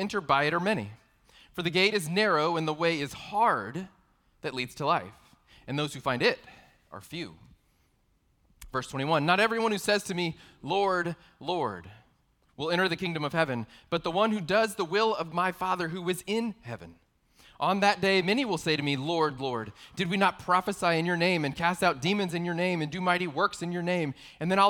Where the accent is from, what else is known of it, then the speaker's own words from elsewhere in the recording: San Antonio, Texas, United States; I'm from San Antonio, also known as the Alamo City